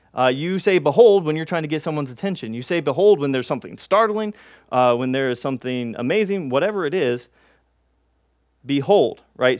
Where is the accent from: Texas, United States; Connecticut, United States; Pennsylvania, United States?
Texas, United States; we're from Texas